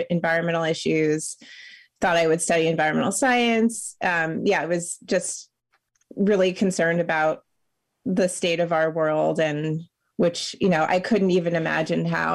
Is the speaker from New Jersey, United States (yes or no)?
yes; New Jersey, United States; now in Germantown, United States; I grew up in New Jersey, in suburban New Jersey